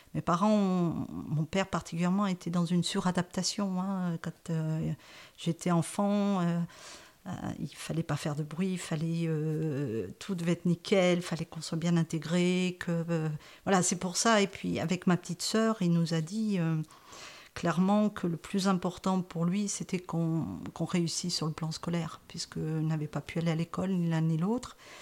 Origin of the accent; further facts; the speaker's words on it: France; also born or lived in Saint-Victor; je suis née en France